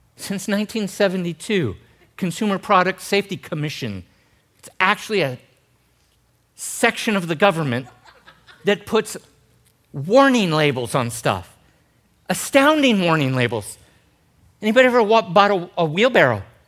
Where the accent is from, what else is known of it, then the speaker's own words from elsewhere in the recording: Gold Beach, Oregon, United States; I grew up in Gold Beach, Oregon.